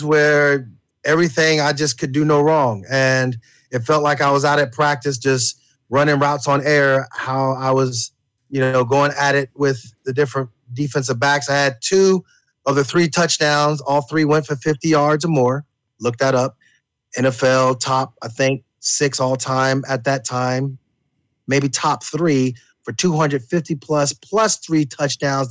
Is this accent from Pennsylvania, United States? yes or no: yes; Wilkes-Barre, Pennsylvania, United States; I was originally from Wilkes-Barre, Pennsylvania, other side of the state